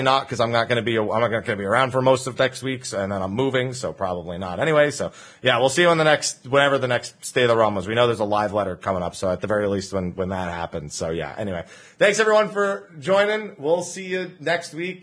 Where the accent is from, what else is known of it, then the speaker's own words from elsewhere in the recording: New Jersey, United States; I'm from New Jersey